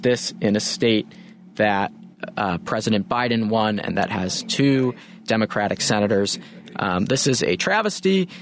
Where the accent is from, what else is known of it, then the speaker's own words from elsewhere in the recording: Evanston, Illinois, United States; moved away as an adult; also born or lived in Miami, Florida; my hometown of Evanston, Illinois